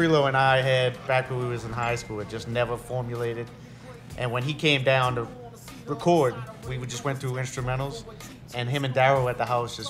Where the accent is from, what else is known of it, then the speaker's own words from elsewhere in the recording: Arabi, Louisiana, United States; I'm from Araby